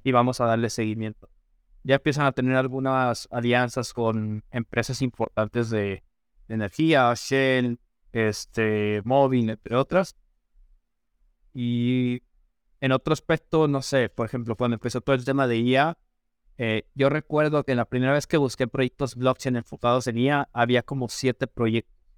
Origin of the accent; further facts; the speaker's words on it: Mexico; aquí en México